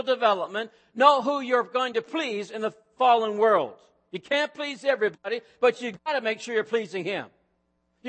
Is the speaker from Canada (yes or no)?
yes; Truro, Nova Scotia, Canada; moved away; I grew up in a Pentecostal movement. In fact, the name over the church doors on Walker Street in Truro, Nova Scotia was Calvary Pentecostal Church.